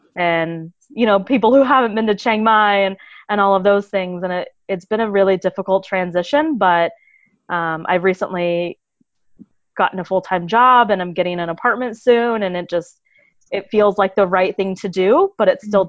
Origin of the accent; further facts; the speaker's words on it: United States; moved away as an adult; I'm an American